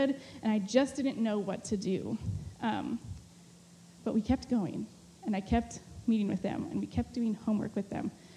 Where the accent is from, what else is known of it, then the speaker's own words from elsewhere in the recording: California, United States; moved away as an adult; also born or lived in Mexico; I had just been back in California for maybe 2 or 3 months